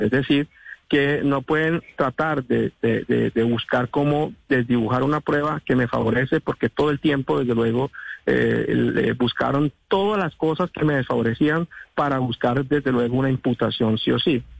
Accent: San Andrés, San Andrés and Providencia, Colombia; first language San Andrés Creole; Spanish is a second language; Yo soy un hombre raizal. Yo nací en una familia raizal, aquí hablamos español, criol

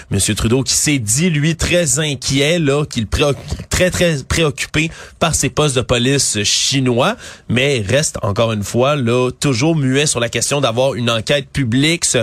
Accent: Quebec, Canada; chez nous au Québec.

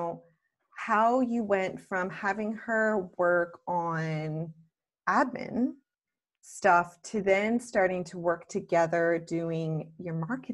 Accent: Canada; now in Australia; I'm Canadian living in Australia

